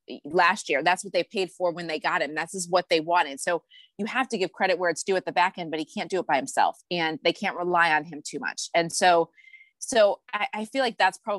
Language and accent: English; Cleveland, Ohio, United States; I grew up in Cleveland